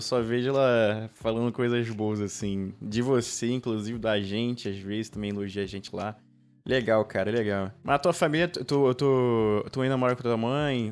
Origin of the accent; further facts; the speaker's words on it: Rio de Janeiro, Brazil; a gente aqui do Rio de Janeiro, né? A, gente, a maioria aqui do Rio de Janeiro